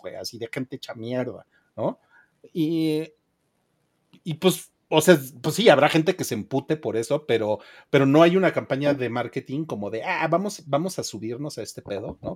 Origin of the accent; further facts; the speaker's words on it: Mexico; el noventa y ocho por ciento de los que estamos en esa comunidad somos mexicanos